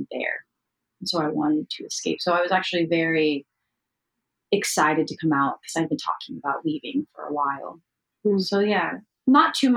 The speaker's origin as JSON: {"language": "English", "town": "Nashville", "region": "Tennessee", "country": "United States", "moved": "as an adult", "lives_now": "Los Angeles, United States", "said": "I'm from Nashville, Tennessee, and I moved to LA about a year or so ago"}